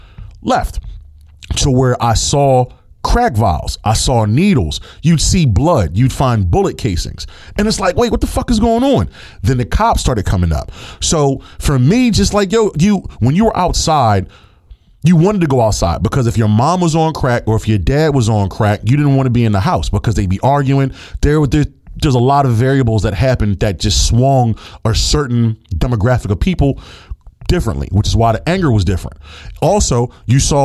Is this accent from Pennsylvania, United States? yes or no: yes; Philadelphia, Pennsylvania, United States; I grew up in Philadelphia